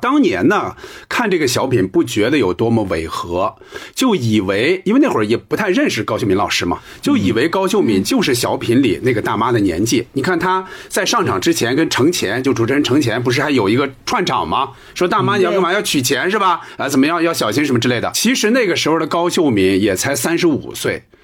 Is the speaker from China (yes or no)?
yes; northern China, China; 咱们作为北方人，咱们不存在这个问题